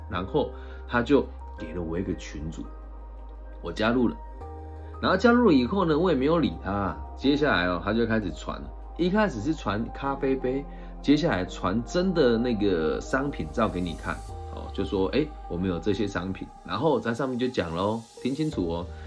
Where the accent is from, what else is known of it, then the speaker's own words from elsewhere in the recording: Taiwan; 我们台湾人